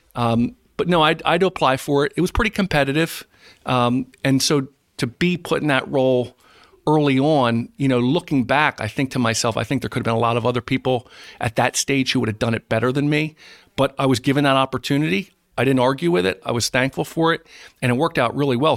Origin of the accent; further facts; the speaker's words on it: East Greenwich, New Jersey, United States; I was raised in East Greenwich